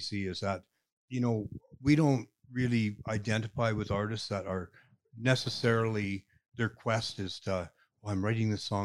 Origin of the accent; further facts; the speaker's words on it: Calgary, Alberta, Canada; I'm from Calgary